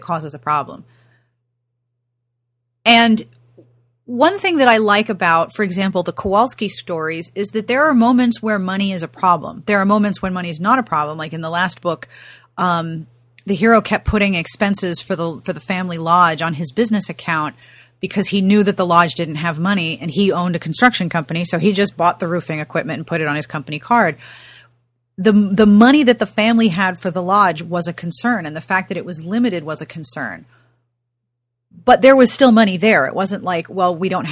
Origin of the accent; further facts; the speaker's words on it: Pittsburgh, Pennsylvania, United States; I grew up in Pittsburgh, and when I was growing up, blue collar for me meant industrial work